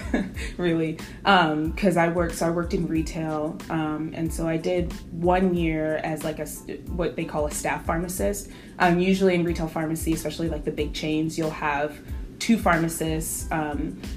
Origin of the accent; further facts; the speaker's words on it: North Carolina, United States; I grew up in North Carolina. This has pretty much been home.